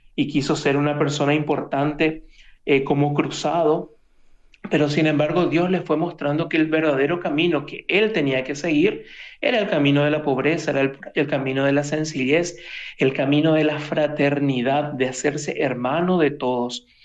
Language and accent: Spanish; Asunción, Paraguay; moved away as an adult; now in Rome, Italy; soy paraguayo, soy de Asunción, y, pero ya hace unos tres años que estoy aquí por, por Italia, particularmente ahí en Roma